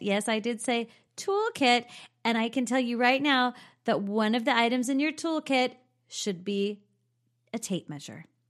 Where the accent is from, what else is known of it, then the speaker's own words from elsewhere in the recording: California, United States; growing up in California